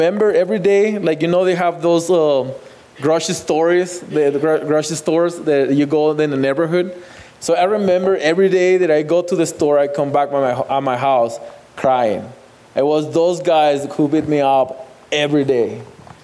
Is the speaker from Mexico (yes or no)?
yes; Ciudad Juárez, Chihuahua, Mexico; moved away; I grew up in Juarez. I born in Juarez